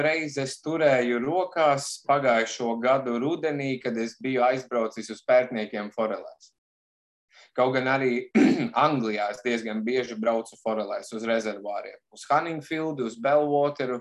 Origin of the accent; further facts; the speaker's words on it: Bikseri, Madona Municipality, Latvia; moved away as an adult; also born or lived in England; nāku es no Madonas novada, teiksim, no maza miesta, kas saucās Biksēra